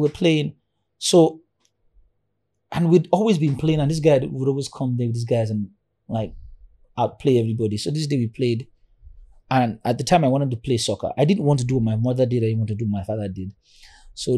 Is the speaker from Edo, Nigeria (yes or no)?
no; Ibadan, Oyo, Nigeria; also born or lived in Orisha (Lagos area); I was born in Ibadan, in CAC Church. I lived in Mami Market in Ibadan